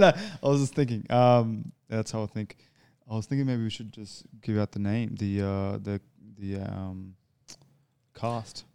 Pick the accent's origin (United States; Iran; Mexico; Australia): Australia; I'm an Australian